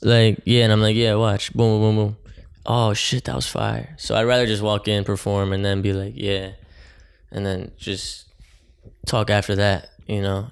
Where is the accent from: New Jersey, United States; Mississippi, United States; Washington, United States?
New Jersey, United States; Oakland; now in Jersey City, United States; my hometown, Oakland